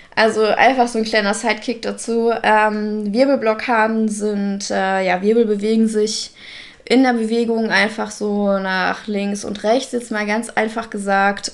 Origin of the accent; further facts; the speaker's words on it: Russia; now in Germany; ich als äh, Russin